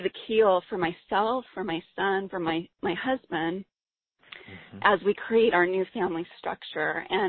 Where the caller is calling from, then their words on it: San Diego, California, United States; I'm calling from San Diego.